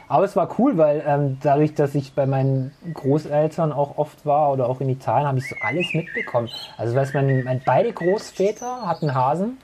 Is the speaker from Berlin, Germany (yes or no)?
no; Herrenberg, Baden-Württemberg, Germany; ich bin jetzt seit 42 Jahren in Herrenberg, also gebürtiger Herrenberger.